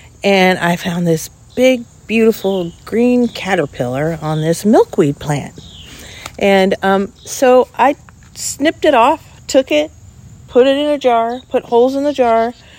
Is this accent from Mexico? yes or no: no; Ventura, California, United States; I was born and raised in Ventura, California